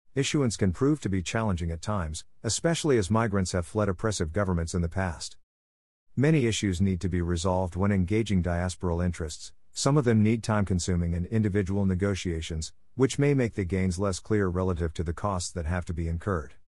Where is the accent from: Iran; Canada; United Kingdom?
United Kingdom; England; moved away; also born or lived in Jamaica; When I was growing up in England, I was on track to represent Great Britain, G B, in athletics and England in football.